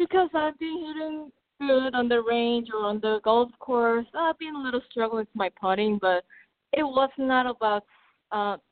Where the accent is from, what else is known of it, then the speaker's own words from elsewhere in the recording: South Korea; first language Korean; English is a second language; moved away; even my English is obviously not my first language. I'm still trying to work on it. And even my Korean is sometimes very nervy.